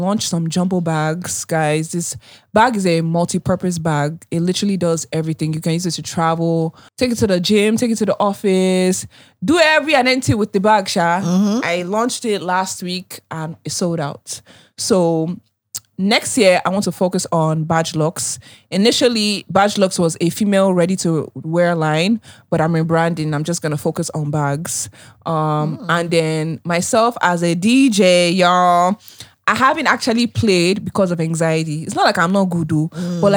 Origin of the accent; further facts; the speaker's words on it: United States; moved away as an adult; now in Nigeria; when I lived in America